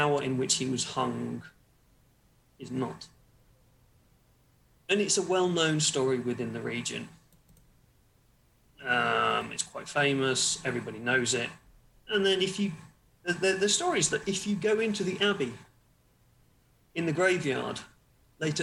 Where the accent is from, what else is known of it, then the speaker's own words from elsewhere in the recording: Wymondham, East of England, United Kingdom; moved away; also born or lived in Suffolk / Nottingham; I grew up in, after being in Suffolk and weird, creepy church place, moved to Nottingham for a bit and then moved back down to Norfolk in a town called Wyndham